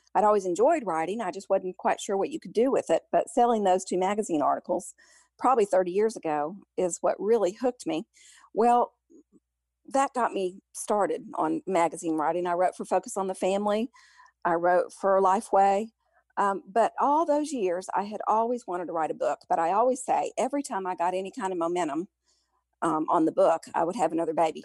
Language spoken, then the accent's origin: English; Memphis, Tennessee, United States; moved away as an adult; I grew up in Memphis